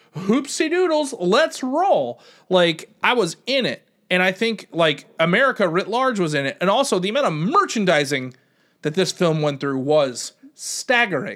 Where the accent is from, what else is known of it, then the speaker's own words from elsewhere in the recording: United States; as an American